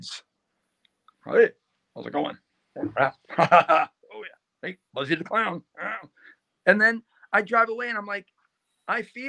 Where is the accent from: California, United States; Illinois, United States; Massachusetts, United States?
Illinois, United States; Chicago; I grew up in the South Side of Chicago